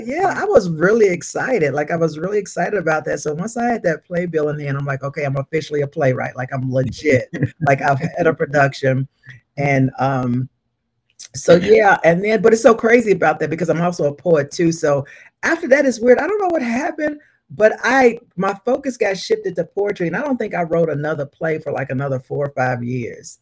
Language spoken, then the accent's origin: English; Louisville, Kentucky, United States; I was born and raised in Louisville, Kentucky